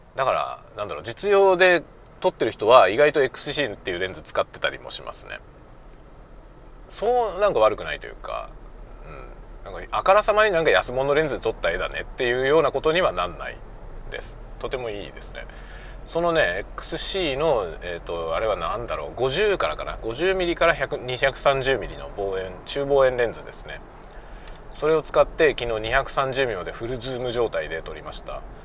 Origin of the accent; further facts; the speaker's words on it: Yokohama, Kanagawa, Japan; moved away as an adult; also born or lived in Suginami, Tokyo; now in Hokkaido, Japan; 東京のね、杉並の病院で生まれて、その後、まあ、要衝はね、あの、神奈川県。神奈川県です、で、暮らしたんで。 まあ、横浜市のね、外れの方なんですけど、そういうとこで暮らしてた